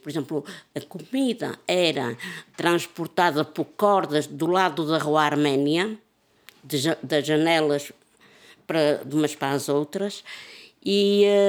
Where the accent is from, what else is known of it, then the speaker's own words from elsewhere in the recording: Porto, Norte, Portugal; moved away; eu já saí de Miragaia há 40 e tal anos